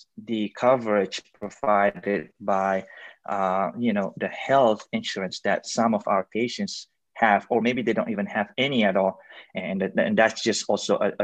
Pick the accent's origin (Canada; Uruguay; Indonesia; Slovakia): Indonesia; moved away as an adult; also born or lived in China; now in United States; I was born and raised in Indonesia. Then I went to China for my medical school before coming to the United States to complete my residency in internal medicine